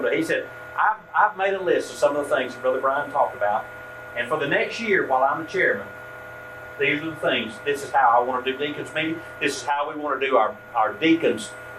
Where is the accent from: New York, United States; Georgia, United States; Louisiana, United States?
Georgia, United States; Rutledge; moved away as an adult; also born or lived in Douglasville, Georgia; Rutledge, where I now live, my hometown.